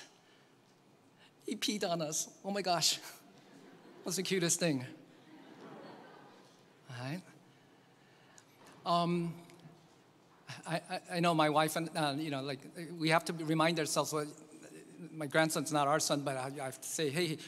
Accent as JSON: {"language": "English", "country": "South Korea", "tie": "born or raised there", "moved": "yes", "lives_now": "United States", "said": "my home country that I grew up in, Korea"}